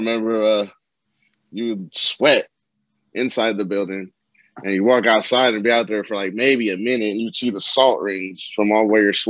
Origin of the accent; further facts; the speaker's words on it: California, United States; I'm from California, so that I don't know, never really experienced below zeros.